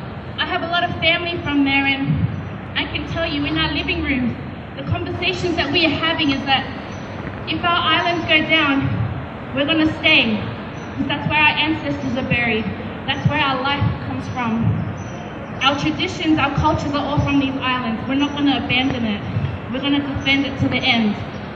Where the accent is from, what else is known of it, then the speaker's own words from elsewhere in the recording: Sydney, New South Wales, Australia; I was born in Sydney, raised in Sydney, so I consider myself as a proud Australian as well. But I come from a long line of Pacific warriors spread across the Pacific Ocean.